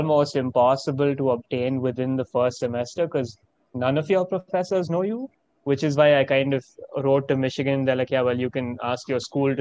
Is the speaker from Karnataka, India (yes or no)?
yes; Bangalore, Karnataka, India; moved away as an adult; also born or lived in Coventry, United Kingdom; now in Ann Arbor, United States; I am from India and I am an Indian citizen. I went to Delhi Public School, Bangalore East